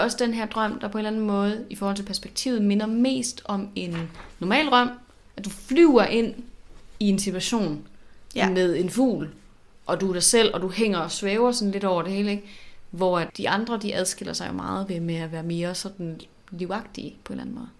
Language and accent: Danish; Southern Jutland, Southern Denmark, Denmark; er jeg jo selv fra Sønderland